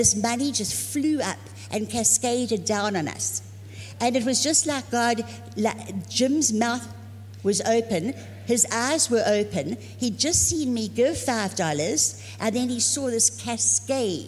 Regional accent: Zululand, KwaZulu-Natal, South Africa; moved away as an adult; also born or lived in Dallas; I'm from Africa, from Zululand.

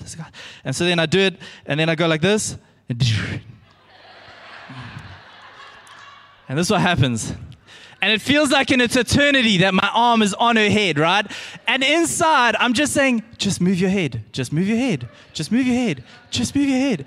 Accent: Pinetown, KwaZulu-Natal, South Africa; I grew up in Pinetown, and I went to Benjamin Pine Primary

